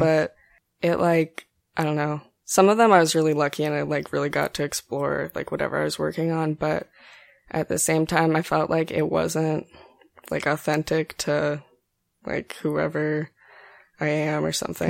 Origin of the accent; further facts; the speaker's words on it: Greeley, Colorado, United States; now in San Antonio, United States; I'm from, um, Greeley, Colorado. It's in northern Colorado